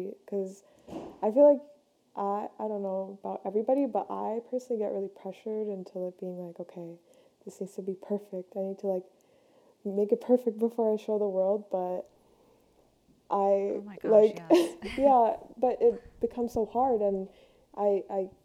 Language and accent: English; Ontario, Canada; I'm from Canada. So I live near Toronto